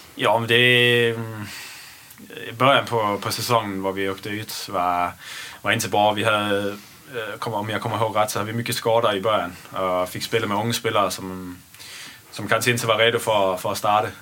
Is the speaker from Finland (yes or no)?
no; Esbjerg, Southern Denmark, Denmark; born or raised there; Swedish is a second language; moved away as an adult; also born or lived in Netherlands / Gothenburg, Sweden; now in Sweden